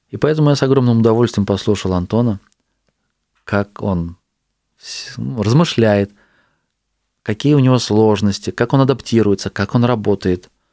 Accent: Astrakhan, Astrakhan Oblast, Russia; also born or lived in Saint Petersburg; Я сейчас из Питера вернулся в свой город, в Астрахань

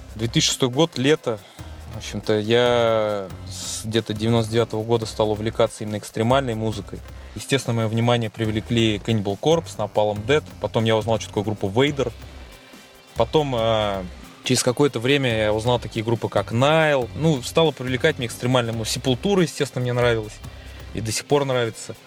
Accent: Tolyatti, Samara Oblast, Russia; в наш город

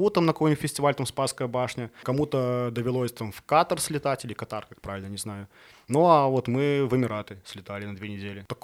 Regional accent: Smarhon, Grodno Region, Belarus; now in Minsk, Belarus; я, я родом из Сморгони.

